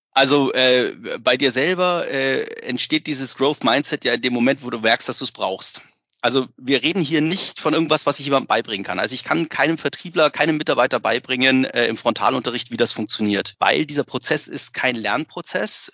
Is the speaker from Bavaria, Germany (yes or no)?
yes; Bavaria, Germany; ich komme selber aus Bayern